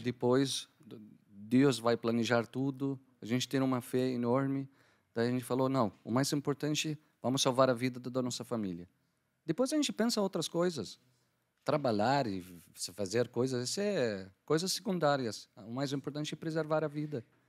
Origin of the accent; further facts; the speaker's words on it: Damascus, Damascus Governorate, Syria; Portuguese is a second language; moved away as an adult; also born or lived in Algiers, Algeria; now in Curitiba, Brazil; eu sou da Síria, Damasco. Eu nasci em Damasco, é, cresci em Damasco